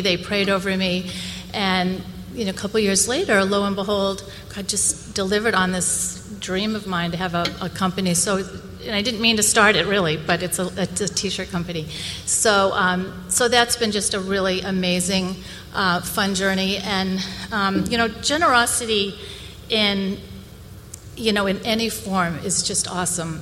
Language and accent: English; Boston, Massachusetts, United States; I grew up in the Boston area